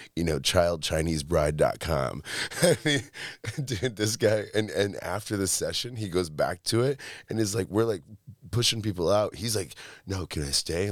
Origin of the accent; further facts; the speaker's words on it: Monroe, Michigan, United States; also born or lived in Detroit, Michigan; I actually grew up in a small town called Monroe